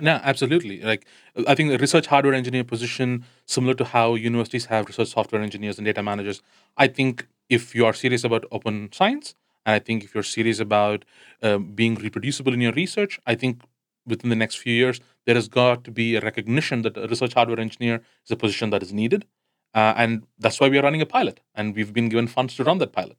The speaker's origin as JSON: {"language": "English", "country": "India", "said": "I come from India"}